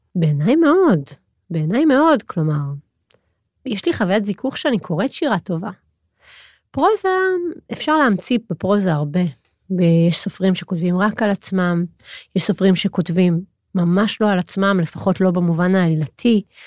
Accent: Hod HaSharon, Central District, Israel; גדלתי בהוד השרון

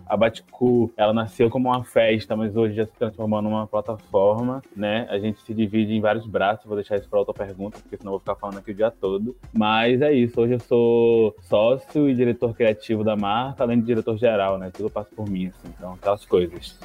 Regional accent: Salvador, Bahia, Brazil; eu nasci em Câmara das Pedrinhas, em Salvador, e eu cresci super sem perspectiva de futuro

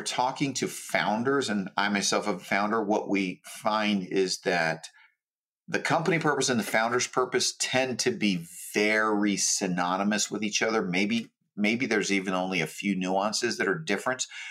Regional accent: Hawaii, United States; I grew up in Hawaii, um, very poor

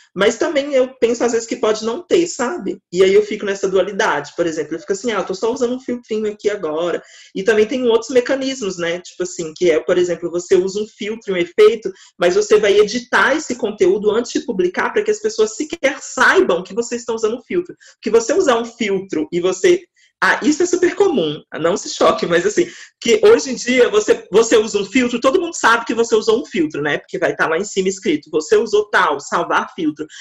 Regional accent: Minas Gerais, Brazil; eu sou de Minas Gerais

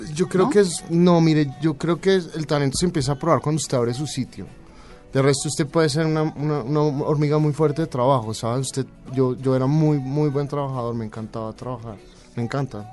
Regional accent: Colombia; moved away as an adult; also born or lived in Barcelona, Spain / France / Denmark; Soy colombiano

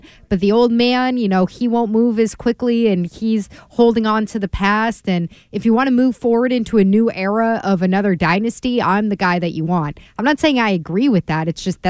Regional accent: Vermont, United States; Oh, I'm from Vermont. Yeah. I'm a mountain man.

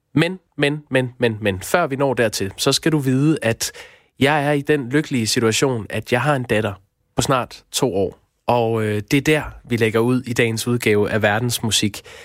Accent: Aarhus, Central Denmark Region, Denmark; jeg er vokset op i Aarhus, og det fremgår måske nok.

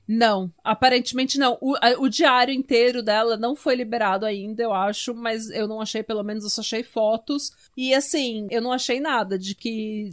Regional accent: Brazil; Eu sou brasileira

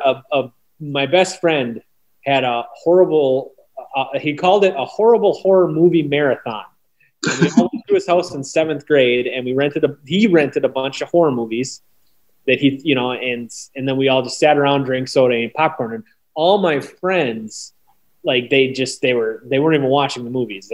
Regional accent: Oconto Falls, Wisconsin, United States; I grew up in Oconto Falls, Wisconsin, which is about 30 miles from Green Bay.

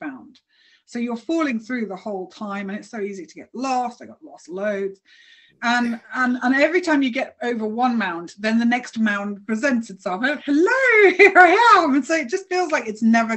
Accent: United Kingdom; I'm British

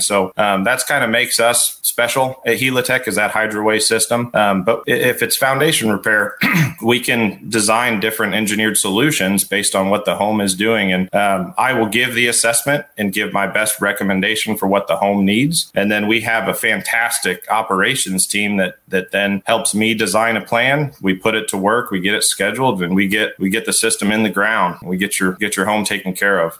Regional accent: Petersburg, Illinois, United States; growing up in Petersburg, Illinois

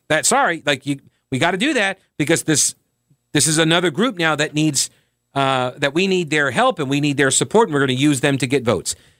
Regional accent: New York, United States; moved away as an adult; also born or lived in South Carolina; I was growing up in, uh, growing up in New York

